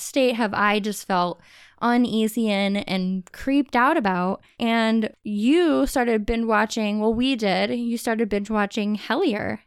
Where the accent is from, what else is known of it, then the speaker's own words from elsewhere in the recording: Ohio, United States; we've lived in Ohio, we grew up in Ohio